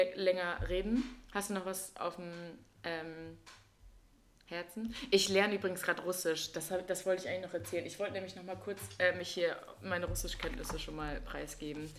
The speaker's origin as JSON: {"language": "German", "town": "Wildeshausen", "region": "Lower Saxony", "country": "Germany", "tie": "born or raised there", "first_language": "German", "said": "meine Heimatstadt ist Wildeshausen"}